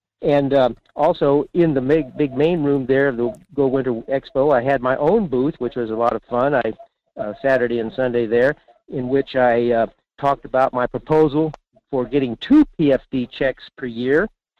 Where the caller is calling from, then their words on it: Fairbanks, Alaska, United States; in Fairbanks.